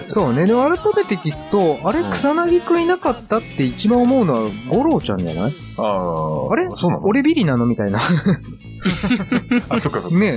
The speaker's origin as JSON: {"language": "Japanese", "region": "Gunma", "country": "Japan", "tie": "born or raised there", "said": "俺も群馬出身だけど"}